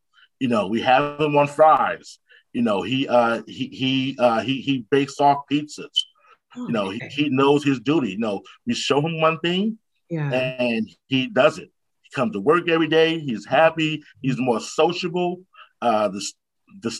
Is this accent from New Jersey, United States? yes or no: yes; North New Jersey, United States; also born or lived in Irvington, New Jersey; born and raised in North New Jersey